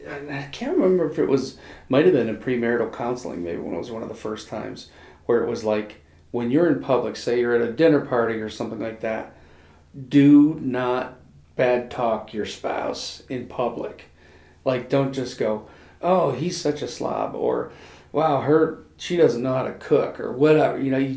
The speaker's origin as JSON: {"language": "English", "region": "the North", "country": "United States", "tie": "born or raised there", "said": "you know, I grew up in the North. It's like we talk with our hands, we talk kind of fast, and I married a Southerner"}